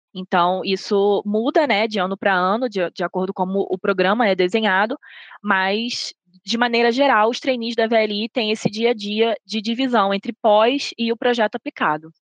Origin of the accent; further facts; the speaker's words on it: Rio de Janeiro, Brazil; moved away as an adult; now in Belo Horizonte, Brazil; Sou natural do Rio de Janeiro, mas eu me mudei para Belo Horizonte